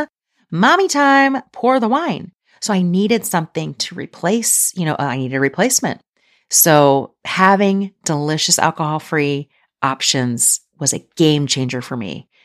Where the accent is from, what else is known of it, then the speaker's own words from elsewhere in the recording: outside Philadelphia, Pennsylvania, United States; now in Kentucky, United States; I grew up outside Philly